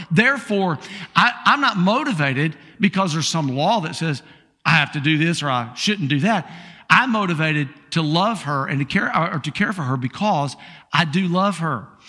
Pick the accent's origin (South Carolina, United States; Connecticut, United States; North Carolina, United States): South Carolina, United States; Columbia; I'm the guy from South Carolina, uh, from Columbia, South Carolina